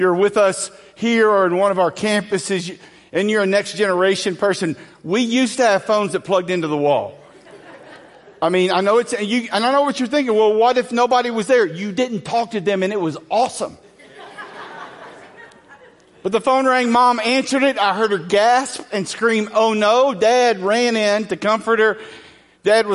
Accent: Angleton, Texas, United States; I grew up in Southwest Texas, in a small town southwest of Houston called Angleton.

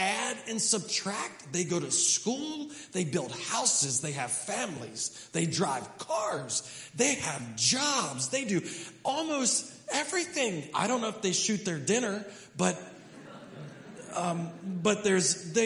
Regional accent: Hedgesville, West Virginia, United States; we're from America. And specifically, we're from Hedgesville

